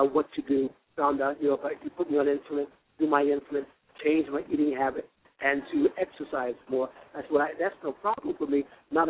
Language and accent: English; Florida, United States; I'm from Florida.